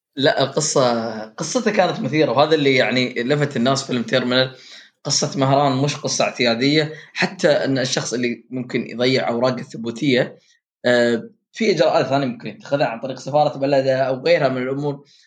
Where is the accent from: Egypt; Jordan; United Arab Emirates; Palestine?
United Arab Emirates; عندنا في الامارات